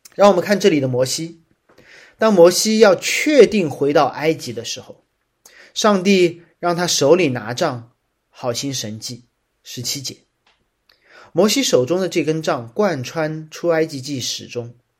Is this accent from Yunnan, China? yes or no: no; Shanghai, China; 作为一个上海人